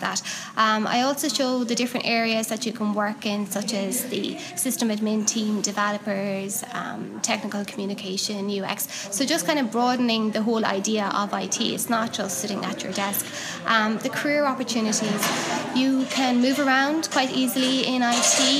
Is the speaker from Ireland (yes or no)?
yes; Cork, Munster, Ireland; now in Galway, Ireland; I'm from Cork, so um, I'm occasionally down in Cork